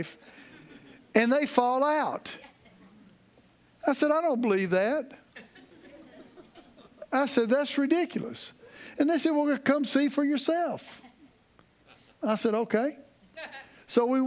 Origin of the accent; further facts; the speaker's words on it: Texas, United States; moved away as an adult; now in Louisiana, United States; Now I live in Louisiana, okay, but I'm a Texan. I was born in Texas, and I live as close to Texas as I can